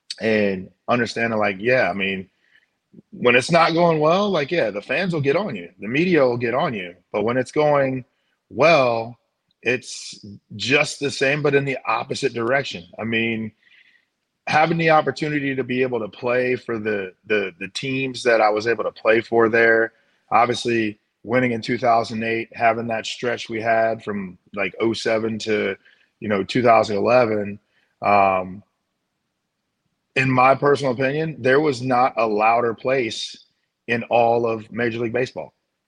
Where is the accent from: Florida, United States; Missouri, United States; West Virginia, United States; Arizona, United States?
Missouri, United States; St. Louis; You know, having been grown up, born and raised in St. Louis, understanding what Cardinal fans are